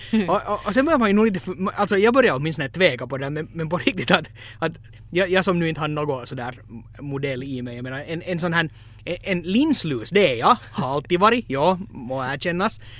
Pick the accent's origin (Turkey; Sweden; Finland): Finland; Men som finlandssvensk så antog jag